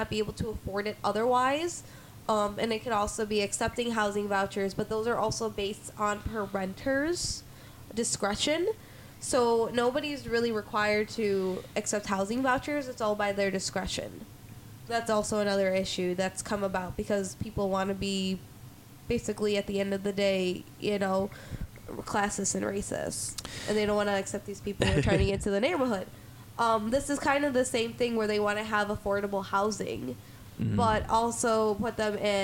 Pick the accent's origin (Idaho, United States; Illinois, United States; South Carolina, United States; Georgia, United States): Illinois, United States; Naperville; born or raised there